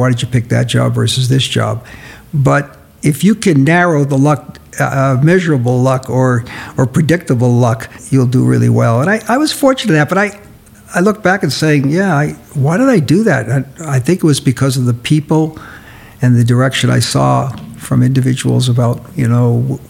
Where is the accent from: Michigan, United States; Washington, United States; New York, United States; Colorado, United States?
New York, United States; moved away; We loved the East Coast. Mona's from Boston, and I'm from New York